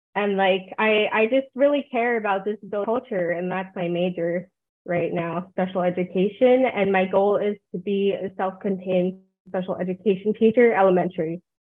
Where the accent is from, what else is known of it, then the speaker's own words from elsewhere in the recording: New Jersey, United States; moved away as an adult; also born or lived in South Korea; now in Rio Grande Valley, United States; I'm adopted from New Jersey. Like, that's where I grew up